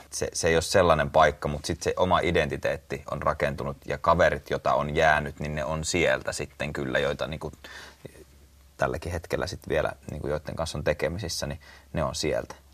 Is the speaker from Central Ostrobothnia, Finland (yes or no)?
no; Lohja, Uusimaa, Finland; born there; mä oon syntynyt Lohjalla ja, ja sitten asunut näissä kahdessa